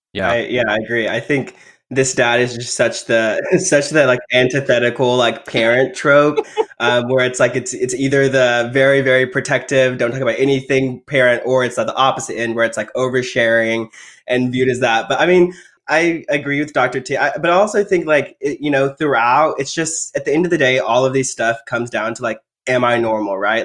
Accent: Texas, United States; I grew up in Texas in the rural area

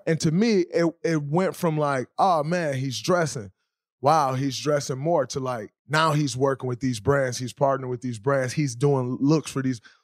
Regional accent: Saginaw, Michigan, United States; I'm from Saginaw, Michigan

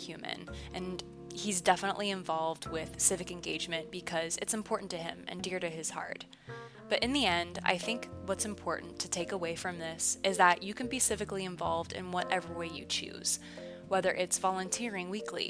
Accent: Noblesville, Indiana, United States; I have been given the opportunity to start training with the fire department in my hometown of Noblesville

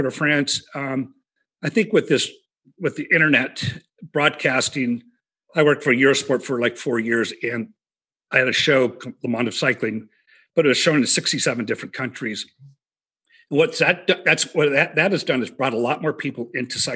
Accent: Reno, Nevada, United States; I grew up in Reno

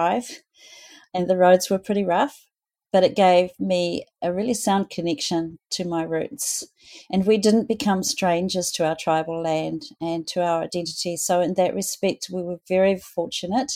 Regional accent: Auckland, New Zealand; also born or lived in Te Rarawa, Northland (tribal area); I grew up in Auckland.

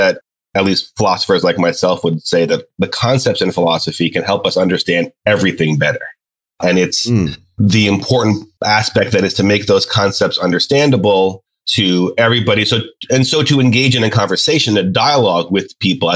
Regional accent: New York, United States; now in Charlotte, United States; I'm originally from New York

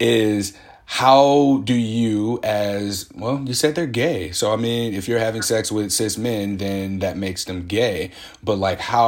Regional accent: Midwest, United States; now in Portland, United States; I'm from the Midwest, raised by Southern parents, grandparents

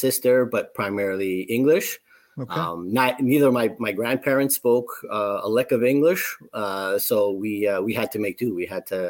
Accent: Ontario, Canada; I'm 100% Canadian because I was born in Canada

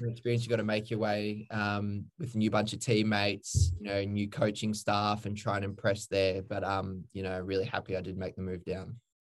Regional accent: Redland City, Queensland, Australia; also born or lived in Brisbane; I grew up in Queensland.

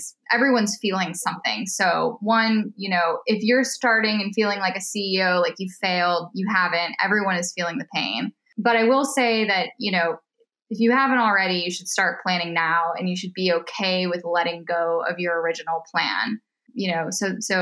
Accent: Minnesota, United States; also born or lived in East Coast / Chicago; now in California, United States; I'm from Minnesota.

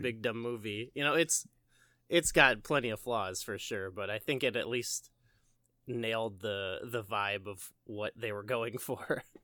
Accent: Illinois, United States; I'm also from Illinois

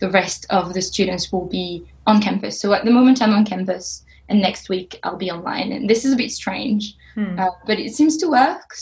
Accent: France; moved away; also born or lived in Sheffield; I'm French and I just graduated from the University of Sheffield

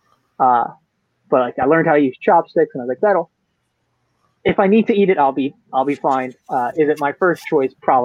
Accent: United States; the American

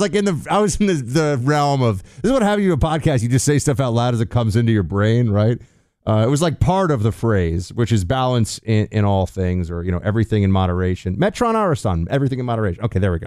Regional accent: New York City, New York, United States; growing up in New York City

